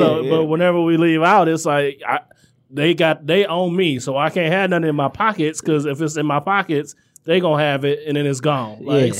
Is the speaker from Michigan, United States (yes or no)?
yes; Oak Park, Michigan, United States; also born or lived in Detroit west side; I spent almost all my life right here in Oak Park, like between you know, like between here and like half a mile down the road, man. That was, you know, sort of where I came up.